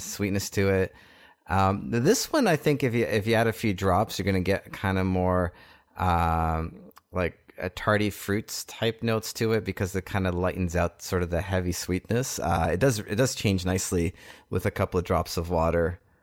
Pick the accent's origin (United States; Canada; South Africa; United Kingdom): Canada; being Canadian here